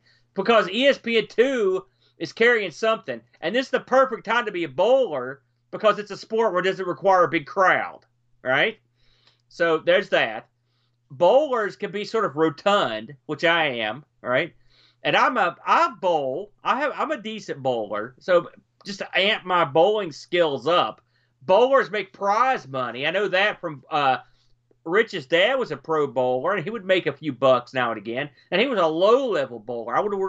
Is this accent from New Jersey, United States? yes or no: yes; New Jersey, United States; I'm from the Jersey Shore, Boat.